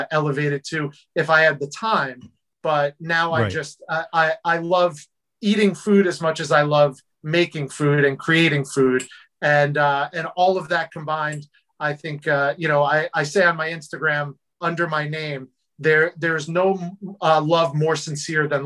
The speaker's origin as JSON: {"language": "English", "region": "New Jersey", "country": "United States", "tie": "born or raised there", "said": "I grew up in New Jersey."}